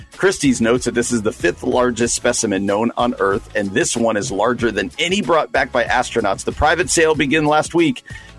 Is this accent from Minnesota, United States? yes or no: no; New Jersey, United States; my home state of New Jersey.